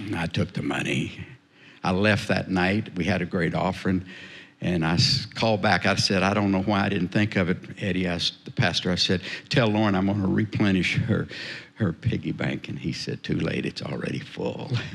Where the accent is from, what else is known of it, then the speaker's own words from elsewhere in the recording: South Texas, United States; I was raised in South Texas